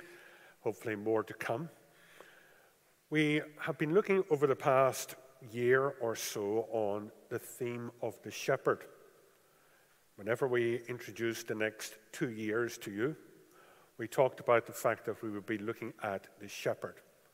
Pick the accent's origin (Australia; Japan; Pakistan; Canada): Japan; As you are aware, I grew up in Japan, and you never saw sheep in Japan.